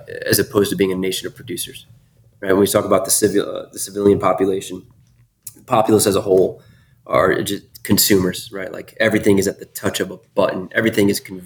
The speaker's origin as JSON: {"language": "English", "region": "Northeast", "country": "United States", "tie": "born or raised there", "said": "Born and raised in the Northeast"}